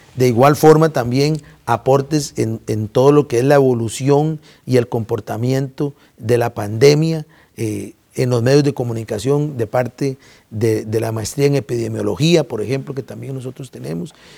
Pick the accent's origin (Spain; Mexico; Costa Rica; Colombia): Costa Rica; como sociedad costarricense